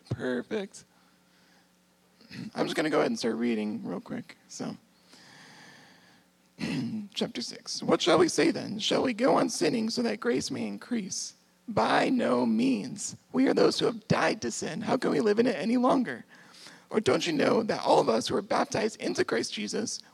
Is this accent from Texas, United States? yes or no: yes; San Antonio, Texas, United States; moved away as an adult; now in Michigan, United States; I'm actually from San Antonio, Texas